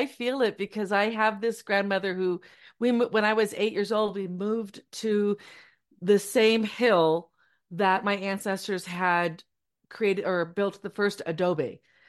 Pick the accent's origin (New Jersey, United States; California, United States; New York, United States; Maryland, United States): California, United States; Orange County; moved away as an adult; now in Eastern Sierras, California, United States; I'm in the rural mountains right now. I grew up in Orange County, where my family had lived since the 1700s.